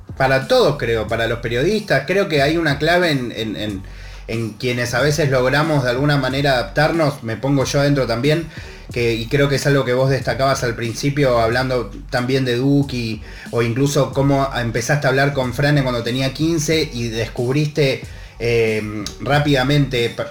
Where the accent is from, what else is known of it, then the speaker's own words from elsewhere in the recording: Argentina; mi país.